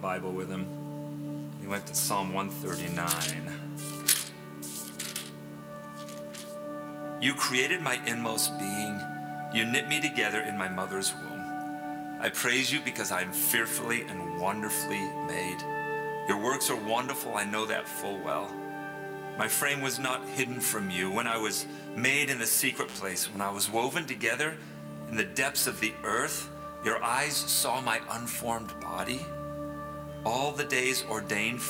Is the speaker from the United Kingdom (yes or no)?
yes; England, United Kingdom; now in United States; I grew up in England. My dad was in England his whole life until he was about 40, and then we moved to the States.